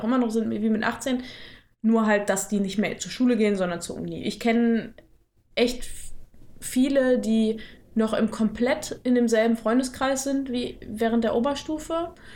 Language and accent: German; near Dortmund, North Rhine-Westphalia, Germany; ich komme aus der Nähe von Dortmund